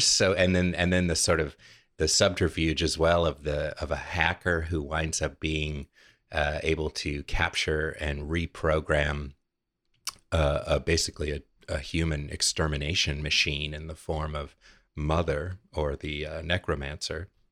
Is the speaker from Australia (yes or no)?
no; California, United States; now in Richmond, United States; my home state, my native California